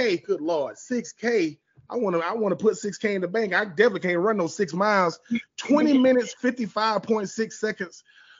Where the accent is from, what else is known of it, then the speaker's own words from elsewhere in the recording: Philadelphia, Pennsylvania, United States; yeah, I'm from PA. I'm from Philly. I'm from Philly and PA.